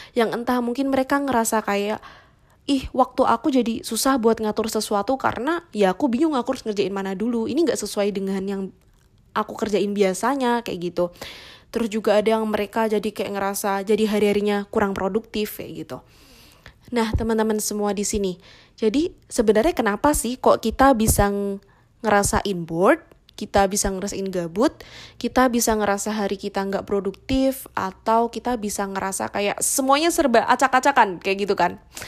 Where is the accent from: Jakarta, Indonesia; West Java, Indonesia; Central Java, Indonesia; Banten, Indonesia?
Central Java, Indonesia; Semarang; aku Wong Semarang